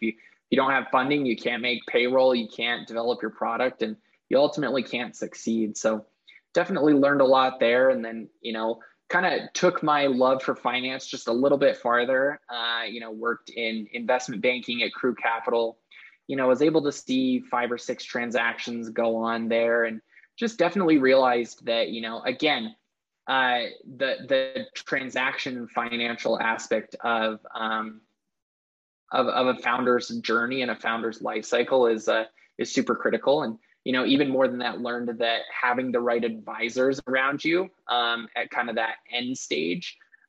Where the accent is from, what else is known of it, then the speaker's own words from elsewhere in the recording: Lehi, Utah, United States; Well, like you said, yeah, grew up watching Silicon Slopes kind of blossom and grow.